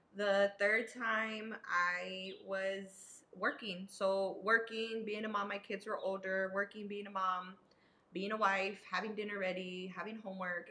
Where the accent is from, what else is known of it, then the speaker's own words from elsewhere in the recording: San Antonio, Texas, United States; San Antonio born and raised.